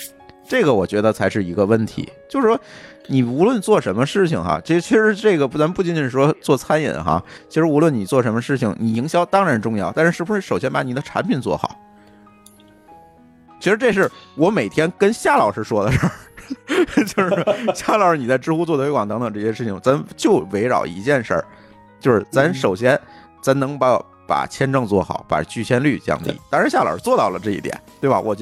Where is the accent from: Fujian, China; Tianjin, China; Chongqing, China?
Tianjin, China; 我天津人